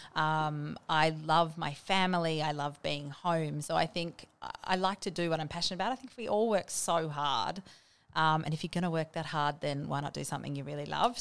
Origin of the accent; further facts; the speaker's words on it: Bendigo, Victoria, Australia; moved away; also born or lived in Melbourne / Sydney / Williamstown; I grew up in Bendigo and I spent a little bit of time going to school in, um, Melbourne in South Yarra